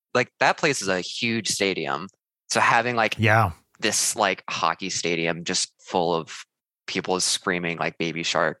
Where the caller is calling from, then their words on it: Chicago, Illinois, United States; I'm calling from Chicago, Illinois.